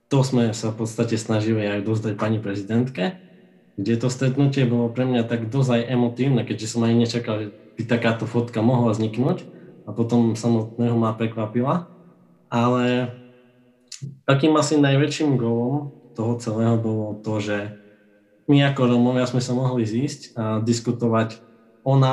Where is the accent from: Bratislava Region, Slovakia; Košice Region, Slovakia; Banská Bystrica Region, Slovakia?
Košice Region, Slovakia; Košice; a sranda je, že sme z Košic, obidvaja, a sme sa aj nestretli takto, ako dvaja mladí romovia.